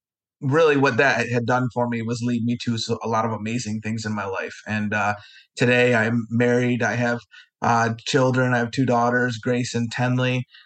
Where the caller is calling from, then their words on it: Vestal, New York, United States; I am in Vestal, New York, okay. Little town outside of Binghamton, New York.